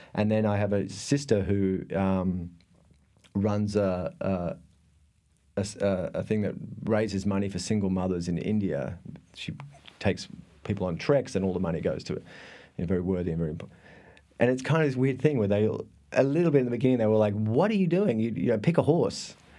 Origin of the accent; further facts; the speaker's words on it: Thredbo, New South Wales, Australia; moved away; I am from a tiny, tiny remote part of Australia called, oh, I was born in a, in a ski resort